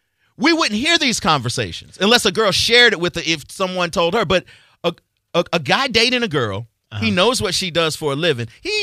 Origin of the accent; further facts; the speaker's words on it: Florida, United States; I grew up in Florida.